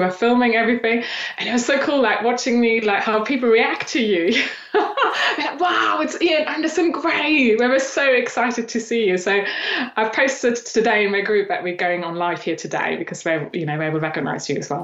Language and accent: English; eastern Germany, Germany; moved away as an adult; now in England; I grew up in Eastern Germany